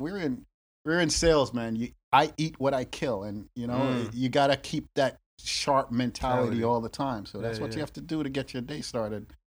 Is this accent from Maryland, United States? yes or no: no; New York, United States; now in Boston, United States; I'm from New York.